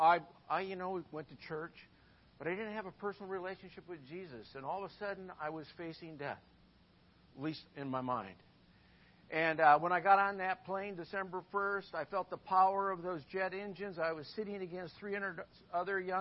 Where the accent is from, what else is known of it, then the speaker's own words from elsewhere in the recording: Midwest, United States; moved away; I'm from the Midwest